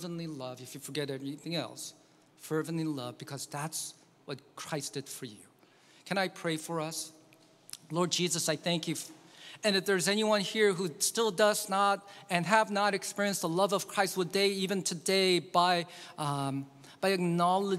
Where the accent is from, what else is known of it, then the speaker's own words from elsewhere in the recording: South Korea; now in United States; my home country that I grew up in, Korea